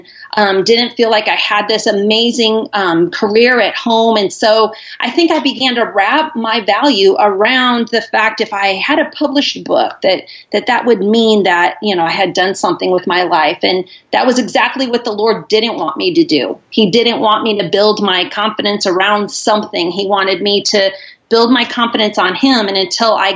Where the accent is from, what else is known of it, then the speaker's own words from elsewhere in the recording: Iowa, United States; moved away as an adult; now in Charlotte, United States; I'm originally from Iowa